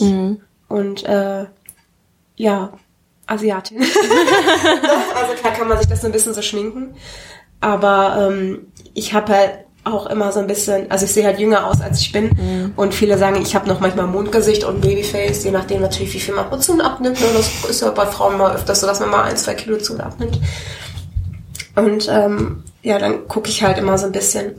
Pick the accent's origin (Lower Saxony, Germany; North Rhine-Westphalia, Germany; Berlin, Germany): North Rhine-Westphalia, Germany; Hattingen; ich komme aus Hatting und wir hatten da eine, ein, sowas ist sowas wie Karstadt